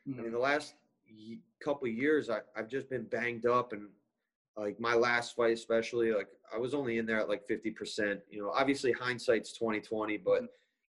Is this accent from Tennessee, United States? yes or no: no; Ramsey, New Jersey, United States; back in my town where I grew up in Ramsey's, that's like all the way North Jersey